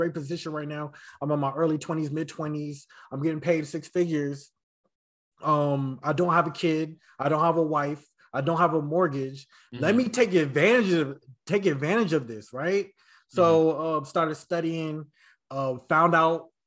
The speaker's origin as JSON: {"language": "English", "town": "Vallejo", "region": "California", "country": "United States", "said": "I'm from San Francisco Bay Area in a city called Vallejo"}